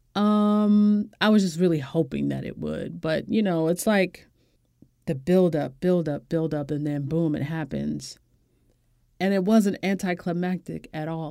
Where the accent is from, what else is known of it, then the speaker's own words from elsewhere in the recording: United States; as an American woman and as a black woman